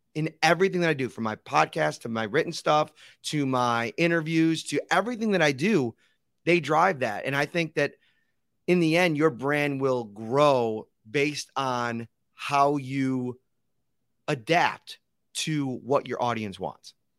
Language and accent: English; Buffalo, New York, United States; being football fans growing up in Buffalo